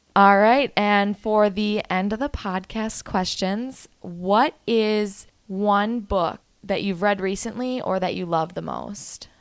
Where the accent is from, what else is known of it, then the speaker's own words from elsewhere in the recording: Minnesota, United States; I'm from Minnesota.